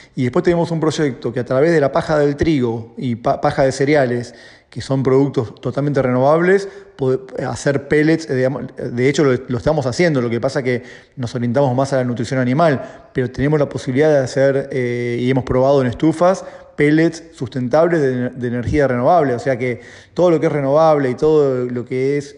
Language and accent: Spanish; Argentina; somos en Argentina, no sé, 40 millones de personas